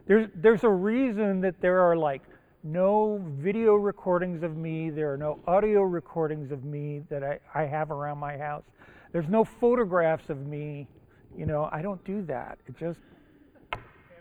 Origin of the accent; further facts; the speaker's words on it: Japan; English is a second language; now in United States; I was born in Japan, the other side of the international date line.